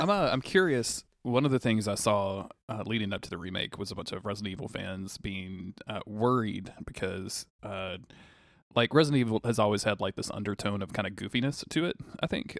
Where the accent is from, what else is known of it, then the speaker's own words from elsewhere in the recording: the South, United States; growing up in the South